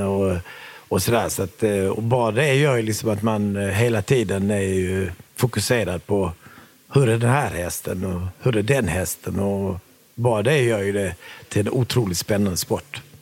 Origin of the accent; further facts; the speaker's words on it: Sweden; vi flyttade till Sverige när jag var sju och ett halvt år gammal